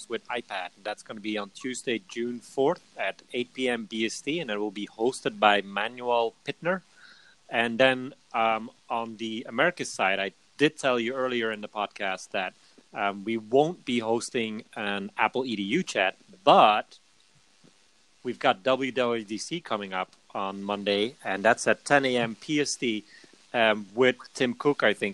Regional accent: Belgium; The lonely Belgian.

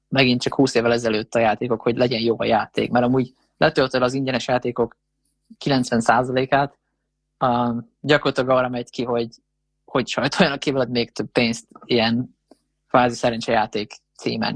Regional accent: Hungary

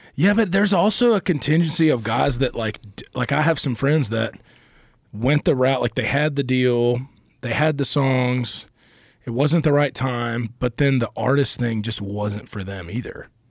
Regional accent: Asheville, North Carolina, United States; also born or lived in Charlotte, North Carolina; I grew up in Asheville

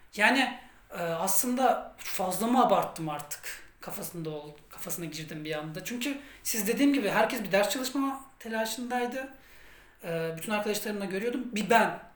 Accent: Turkey; ben Türk'üm

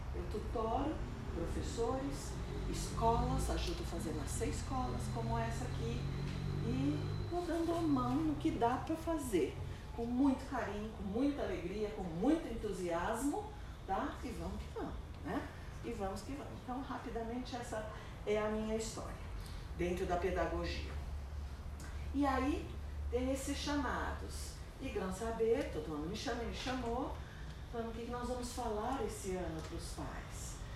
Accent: São Paulo, Brazil; eu sou de São Paulo, moro lá, vivo lá, nasci lá

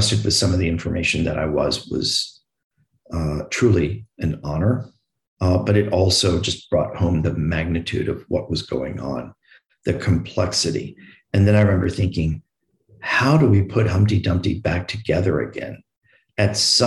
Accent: New York, United States; I'm from New York

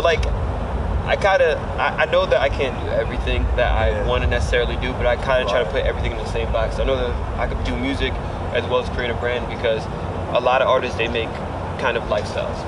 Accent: Reading, Pennsylvania, United States; moved away as an adult; also born or lived in New York; now in Orlando, United States; I'm an artist from Reading, Pennsylvania. Uh, based out here in Orlando, Florida.

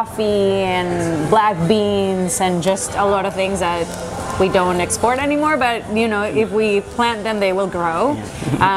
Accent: Venezuela; moved away as an adult; now in Canada; I was born in Venezuela and I moved to Canada almost 10 years ago this August.

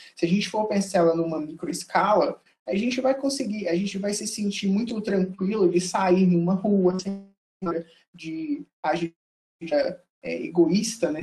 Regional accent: Belo Horizonte, Minas Gerais, Brazil; sou nascido e criado em Belo Horizonte

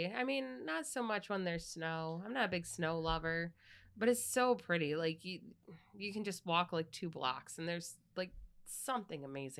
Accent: Chenango, New York, United States; now in Syracuse, United States; I grew up in Chenango. It's a completely different world than Syracuse.

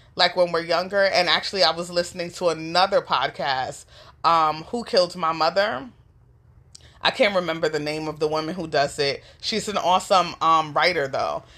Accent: New York City, New York, United States; I grew up in the New York City foster care system

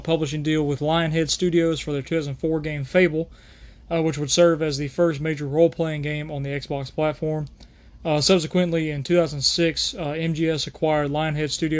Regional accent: United States; I'm American

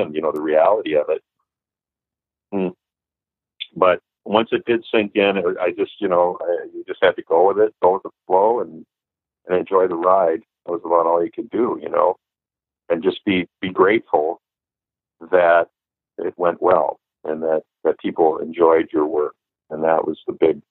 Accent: Minneapolis, Minnesota, United States; growing up in Minneapolis

